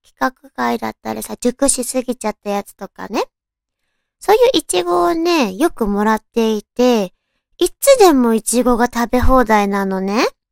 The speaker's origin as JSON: {"language": "Japanese", "region": "Tochigi", "country": "Japan", "tie": "born or raised there", "moved": "yes", "lives_now": "Tokyo, Japan", "said": "私ね、栃木県出身なんだけど"}